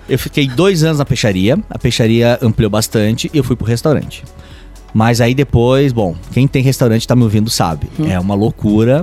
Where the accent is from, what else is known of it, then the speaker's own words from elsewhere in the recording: west of Santa Catarina, Brazil; eu sou italiano de dois lados da família, oeste de Santa Catarina e família italiana aquela tradicional